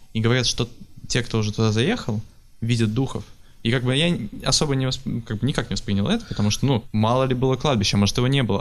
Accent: Pavlodar, Pavlodar Region, Kazakhstan; Я из Павлодара, это в Казахстане

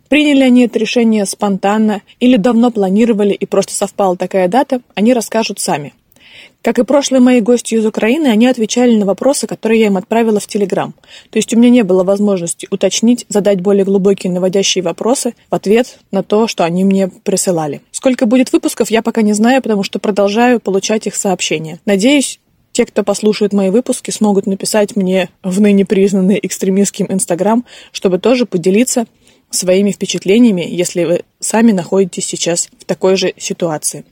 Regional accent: Russia; moved away as an adult; now in Tbilisi, Georgia; когда ты говоришь, что из России

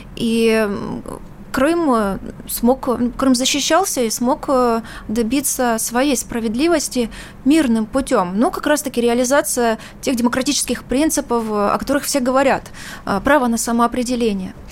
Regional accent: Ukraine; also born or lived in Russia; Я сама украинка

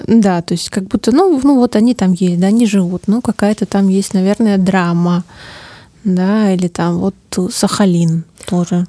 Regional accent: Omsk, Omsk Oblast, Russia; moved away as an adult; now in Moscow, Russia; Я родилась в Омске, ну, большую часть жизни прожила там в общем, за, за Уралом. Я очень люблю свой город

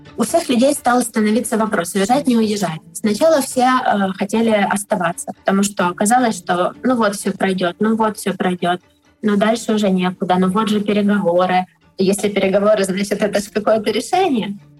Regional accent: Kharkiv, Kharkiv Oblast, Ukraine; я из Харькова

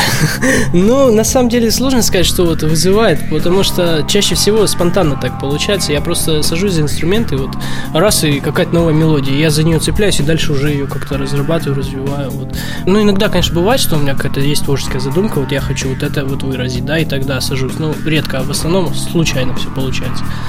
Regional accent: Krasnoyarsk, Krasnoyarsk Krai, Russia; я, в общем, родом из Красноярска

